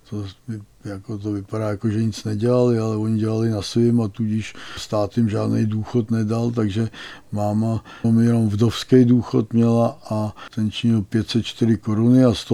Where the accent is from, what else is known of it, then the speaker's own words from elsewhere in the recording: Konstantinovy Lázně, Plzeň Region, Czechia; odjeli do Sudet, respektive do Konstantinových lázní, kde já jsem dělal první kroky. Ovšem narozený jsem v Plzni